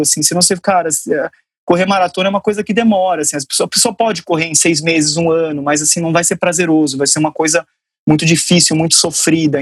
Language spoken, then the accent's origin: Portuguese; Sorocaba, São Paulo, Brazil; moved away as an adult; morava em São Paulo, sou de Sorocaba